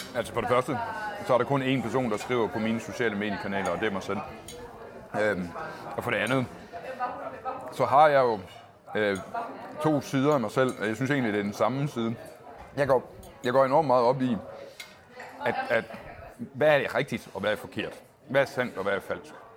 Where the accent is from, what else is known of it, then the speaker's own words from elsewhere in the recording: Agerskov, Southern Denmark, Denmark; also born or lived in Gram; now in Copenhagen, Denmark; jeg er født på Gram sygehus, okay. men jeg er fra Agerskov, som ligger inde i midten af Sønderjylland